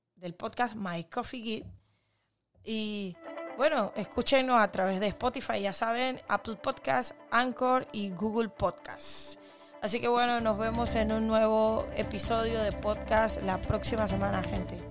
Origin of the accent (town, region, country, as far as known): Panama